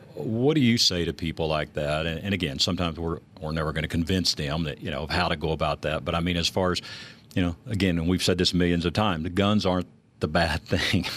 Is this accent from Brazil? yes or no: no; Texas, United States; I grew up in Texas.